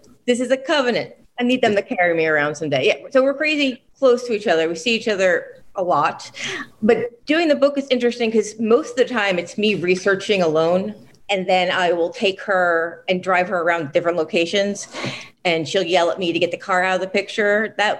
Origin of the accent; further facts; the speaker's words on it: New Jersey, United States; now in Philadelphia, United States; I don't want to tell my home state of New Jersey how I betrayed them.